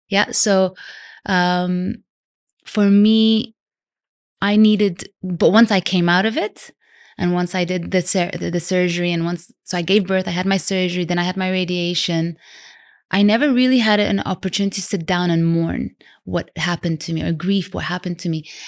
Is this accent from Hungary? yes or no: no; Vancouver, British Columbia, Canada; also born or lived in London / Sudan; now in Dubai, United Arab Emirates; I was born in London. I grew up in Canada, Vancouver. And Dubai's been home for nearly nineteen years now